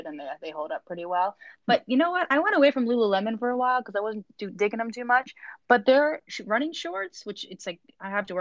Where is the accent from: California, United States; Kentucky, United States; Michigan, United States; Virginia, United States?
Virginia, United States; growing up in Virginia